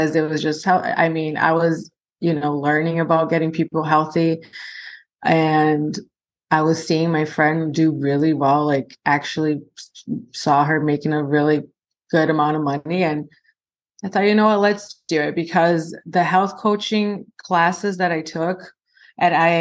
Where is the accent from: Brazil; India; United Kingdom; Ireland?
Brazil; now in United States; I'm originally from Brazil